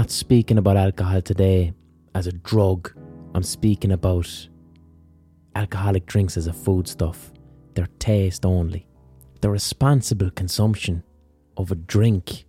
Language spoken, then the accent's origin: English; Ireland; A lot of us growing up in Ireland